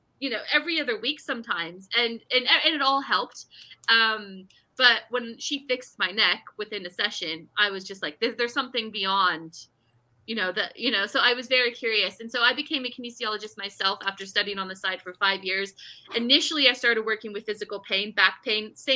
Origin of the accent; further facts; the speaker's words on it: Bay Area, California, United States; moved away; I'm from California originally. We lived in the Bay Area